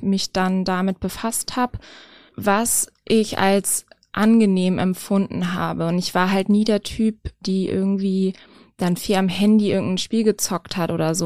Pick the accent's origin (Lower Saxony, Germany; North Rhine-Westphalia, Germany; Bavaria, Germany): Lower Saxony, Germany; near Gifhorn; in der Nähe von meiner Heimat